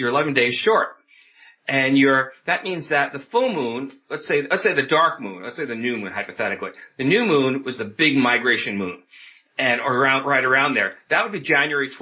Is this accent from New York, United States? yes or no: yes; New York, United States; moved away as an adult; now in Oregon, United States; I grew up on the East Coast, New York metro area, came out to Oregon in my mid-20s